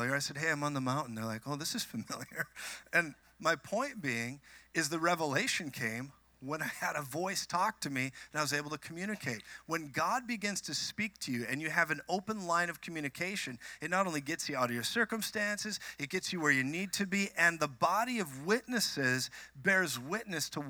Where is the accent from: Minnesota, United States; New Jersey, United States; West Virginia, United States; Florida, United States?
Minnesota, United States; now in Colorado, United States; I'm from Minnesota. I moved to Colorado